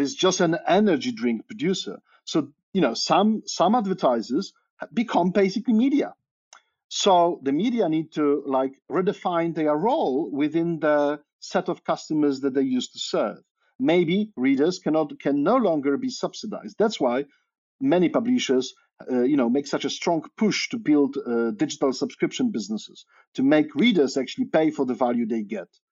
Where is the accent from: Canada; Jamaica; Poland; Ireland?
Poland; moved away as an adult; also born or lived in Cambridge, Massachusetts, United States; now in Oxford, United Kingdom; I'm originally Polish. So I grew up in Poland